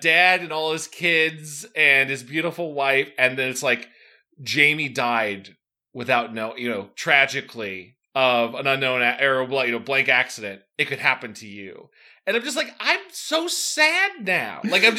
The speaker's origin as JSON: {"language": "English", "town": "South Bend", "region": "Indiana", "country": "United States"}